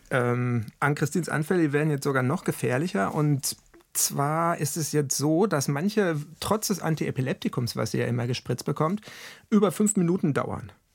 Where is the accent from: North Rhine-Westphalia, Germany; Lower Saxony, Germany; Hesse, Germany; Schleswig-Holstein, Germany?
North Rhine-Westphalia, Germany; Ruhr area; bei uns im Ruhrgebiet